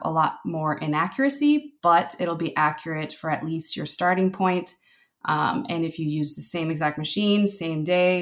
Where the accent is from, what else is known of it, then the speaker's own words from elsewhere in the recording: Philippines; I'm Filipino